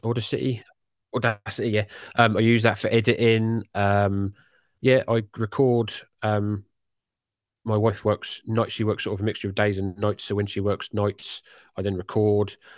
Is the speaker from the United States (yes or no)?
no; United Kingdom; accent: British; my jolly British accent